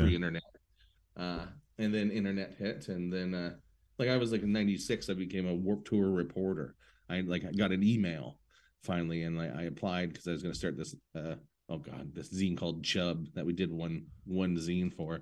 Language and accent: English; St. Catharines, Ontario, Canada; I'm a guy from Saint Catharines